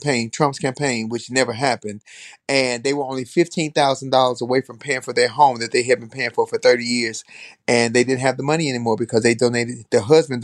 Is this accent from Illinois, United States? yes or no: yes; Chicago, Illinois, United States; I'm from Chicago